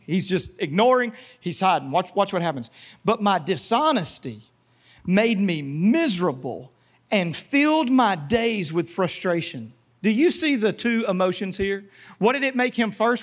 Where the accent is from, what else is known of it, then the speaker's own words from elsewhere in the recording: Louisiana, United States; moved away; I was raised in Louisiana and went to public school